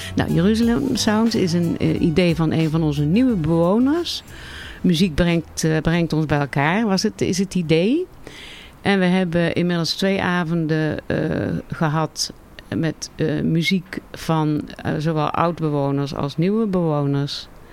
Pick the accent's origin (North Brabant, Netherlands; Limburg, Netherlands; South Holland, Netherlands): North Brabant, Netherlands; Tilburg; vlakbij waar ik ben opgegroeid